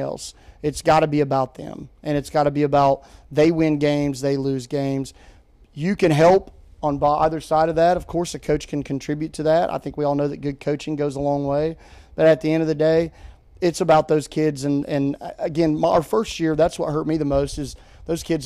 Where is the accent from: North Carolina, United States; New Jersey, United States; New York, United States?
North Carolina, United States; Newton; also born or lived in Kentucky; I was actually born in Kentucky. I was an Army brat. My dad was in the military. We moved to Hickory, North Carolina. I grew up there in a small town called Newton, right around Hickory